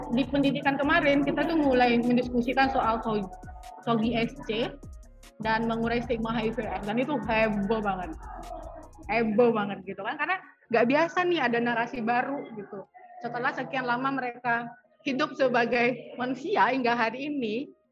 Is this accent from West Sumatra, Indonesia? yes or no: yes; Padang, West Sumatra, Indonesia; kami tuh dari kota Padang